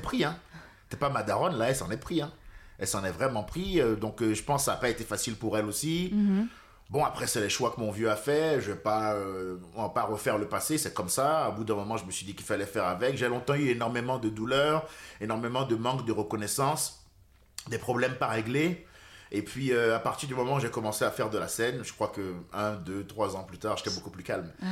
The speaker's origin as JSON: {"language": "French", "town": "Cotonou", "region": "Littoral", "country": "Benin", "tie": "born or raised there", "also_born_or_lived": "France", "moved": "yes", "said": "Je suis né au Bénin. Et puis à 6 ans, mon père s'est séparé de ma mère. Il s'est remarié avec une Française blonde rochelaise pupeuse. Et euh, c'est elle qui m'a élevé"}